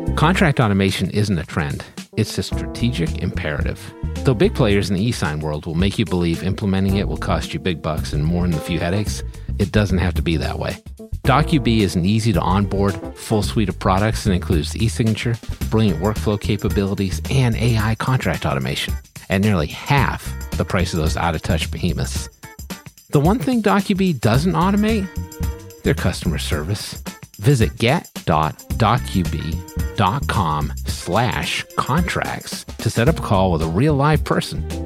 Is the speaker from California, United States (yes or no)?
no; Boston, Massachusetts, United States; I am from the Boston area